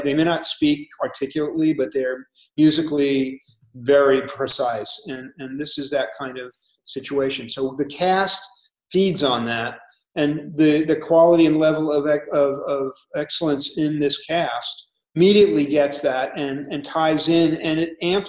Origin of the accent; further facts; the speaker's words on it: New York City, New York, United States; Born in Manhattan, born and bred there, grew up there